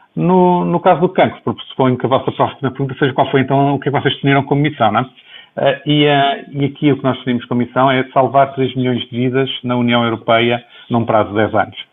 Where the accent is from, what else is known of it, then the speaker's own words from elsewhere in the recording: Viana do Castelo, Portugal; moved away; also born or lived in Lisbon, Portugal / Boston, United States; formalmente nasci em Viana do Castelo, em dezembro de 66